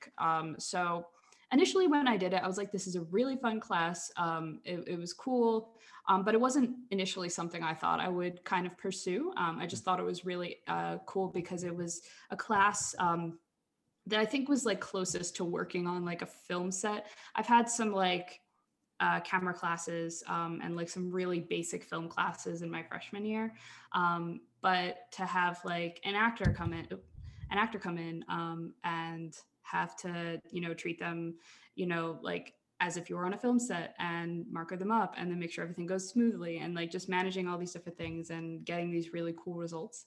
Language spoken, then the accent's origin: English; Philadelphia, Pennsylvania, United States; moved away; I grew up in Philly, Philadelphia, Pennsylvania.